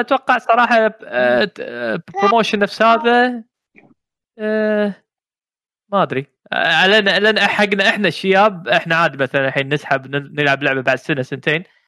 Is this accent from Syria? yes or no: no; Kuwait; هنا عندنا بالكويت